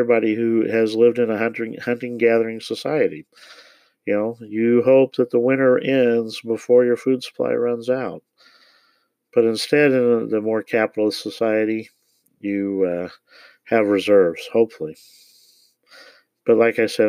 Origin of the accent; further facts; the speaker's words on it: Parkville, Missouri, United States; I grew up in Parkville in the Kansas City area